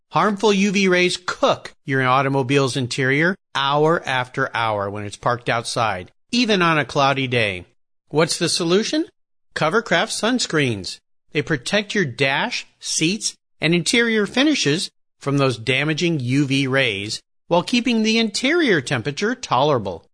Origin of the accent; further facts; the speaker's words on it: Southern California, United States; now in Gig Harbor, United States; I grew up surfing in Southern California